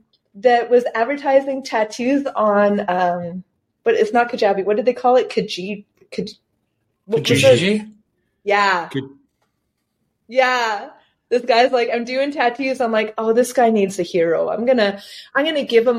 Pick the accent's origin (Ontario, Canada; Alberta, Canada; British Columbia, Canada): British Columbia, Canada; Campbell River; I went back up to Campbell River. I moved that business to my hometown